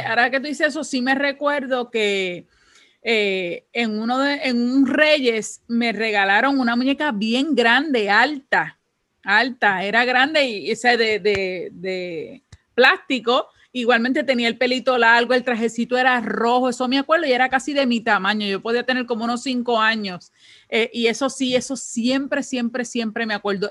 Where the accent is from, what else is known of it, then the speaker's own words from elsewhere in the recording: Puerto Rico; como en el caso de nosotros como puertorriqueños